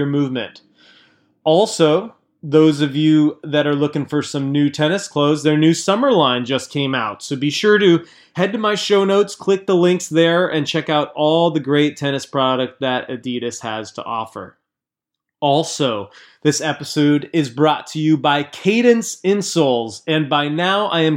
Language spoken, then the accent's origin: English; Southern California, United States; Sam and I grew up together in Southern California